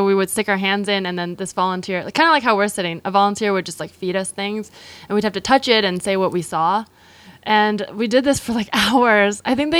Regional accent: California, United States; In the Bay Area.

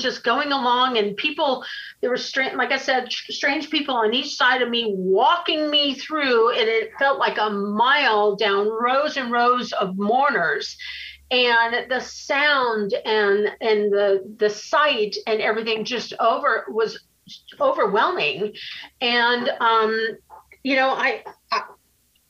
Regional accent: Los Angeles, California, United States; I was raised here in Hollywood

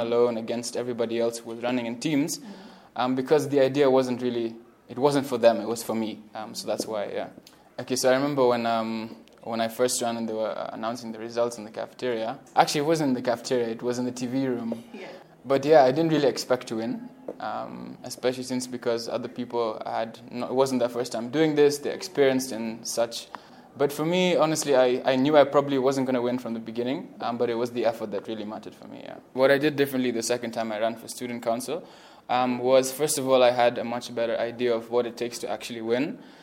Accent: Mombasa, Mombasa County, Kenya; moved away as an adult; now in Nairobi, Kenya; I'm originally from Mombasa

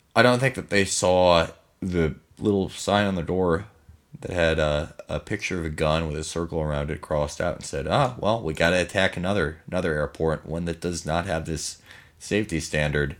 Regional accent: Chicago, Illinois, United States; I'm from Chicago

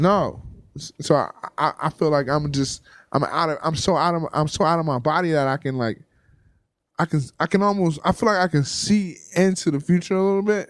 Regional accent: Compton, California, United States; moved away as an adult; also born or lived in San Francisco; I, I'm from Compton. I never, I never really moved outside of Southern California.

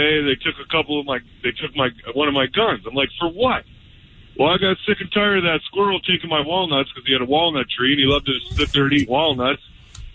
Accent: Canada; I'm Canadian.

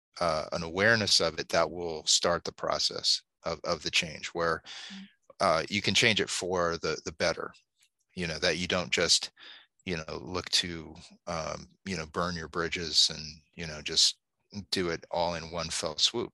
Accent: Alaska, United States; moved away; growing up in Alaska

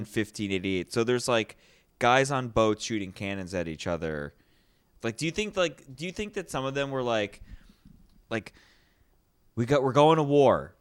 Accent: United States; I'm an American, not a Canadian

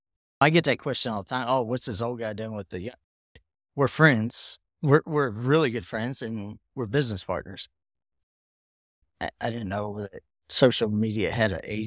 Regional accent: Pennsylvania, United States; also born or lived in Florida; now in Texas, United States; I'm originally from Pennsylvania. {S2} Okay. {S3} Yeah. PA to Florida to Texas.

